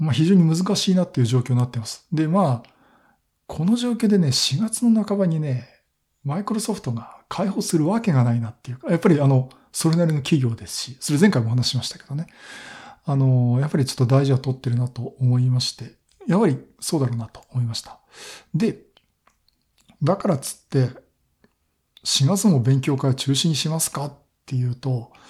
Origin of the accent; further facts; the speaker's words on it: Kanagawa, Japan; まあ、東京都、まあ、私は神奈川県なんですけど